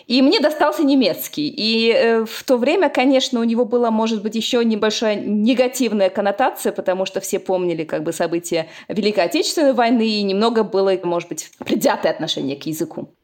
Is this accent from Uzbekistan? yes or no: yes; Uzbekistan; moved away as an adult; now in Bonn, Germany; я родом из Узбекистана